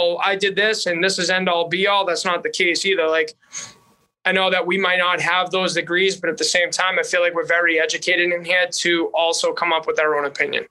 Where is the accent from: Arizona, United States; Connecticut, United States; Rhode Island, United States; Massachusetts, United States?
Massachusetts, United States; Boston; accent: Boston; now in North Dakota, United States; having a Boston accent in North Dakota.